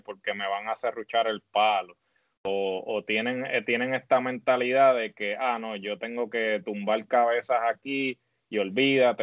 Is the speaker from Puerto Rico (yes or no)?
yes; Puerto Rico; me siento orgulloso de ser puertorriqueño